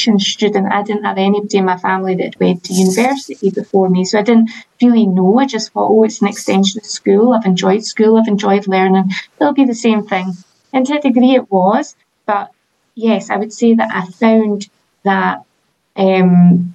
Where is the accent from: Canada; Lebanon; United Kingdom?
United Kingdom; Edinburgh, Scotland; I'm from Edinburgh, I lived in Edinburgh life